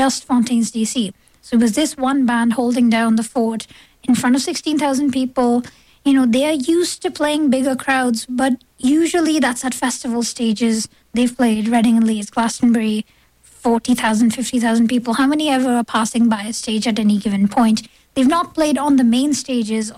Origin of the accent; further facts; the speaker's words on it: India; now in Toronto, Canada; I grew up in India